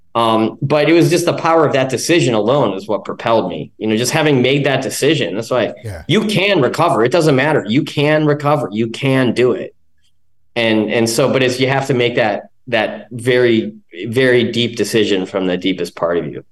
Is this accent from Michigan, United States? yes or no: no; Chicago, Illinois, United States; moved away as an adult; now in Encinitas, United States; I'm from Chicago.